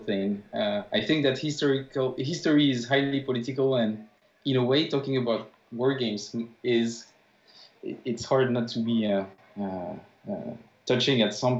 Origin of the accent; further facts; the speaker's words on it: France; moved away as an adult; also born or lived in Paris; now in Vejle, Denmark; I'm actually French, and I've been living in Denmark for the last 2 years and a half.